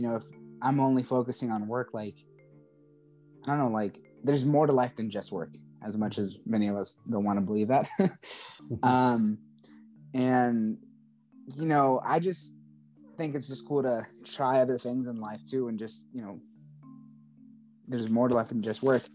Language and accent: English; Charleston, South Carolina, United States; I'm from Charleston, South Carolina